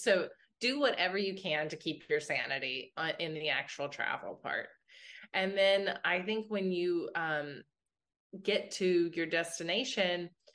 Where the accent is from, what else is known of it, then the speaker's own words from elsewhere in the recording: West Virginia, United States; I grew up in West Virginia and my grandpa was a train engineer there